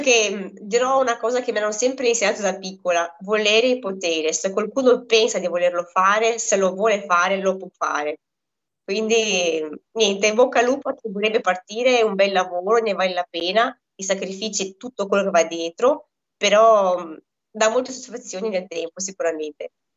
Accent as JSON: {"language": "Italian", "country": "Moldova", "moved": "yes", "lives_now": "Italy", "said": "io vengo da Moldavia, al quale lavorevamo tela per viverci"}